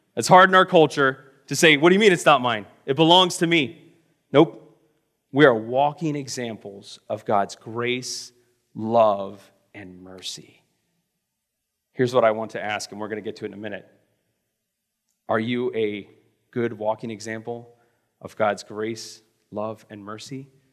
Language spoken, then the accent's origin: English; Florida, United States; moved away as an adult; also born or lived in Missouri; I'm from Florida